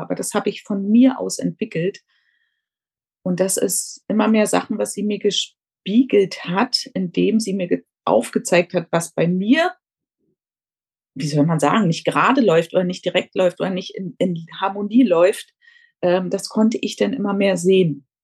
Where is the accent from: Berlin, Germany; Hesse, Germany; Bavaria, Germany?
Berlin, Germany; moved away as an adult; now in Tenerife, Spain; ich komme ursprünglich aus Berlin, lebe aber seit knapp 14 Jahren auf Teneriffa